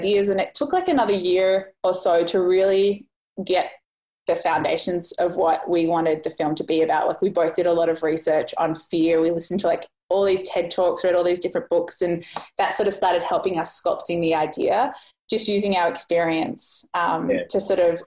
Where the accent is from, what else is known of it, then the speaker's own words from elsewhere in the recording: Australia; moved away as an adult; being Australian.